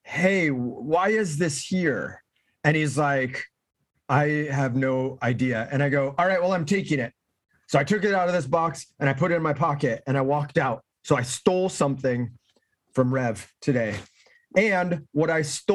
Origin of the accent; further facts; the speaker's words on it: Orange County, California, United States; I grew up here in Orange County